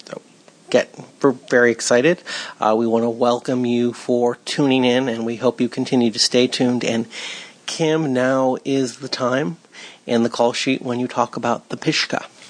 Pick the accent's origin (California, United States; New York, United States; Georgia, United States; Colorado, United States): California, United States; Los Angeles; Growing up in Cheviot Hills